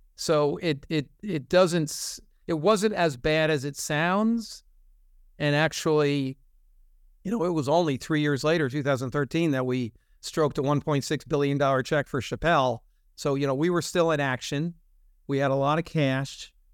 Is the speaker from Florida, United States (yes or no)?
no; New Jersey, United States; moved away as an adult; also born or lived in Philadelphia; I was raised in North Jersey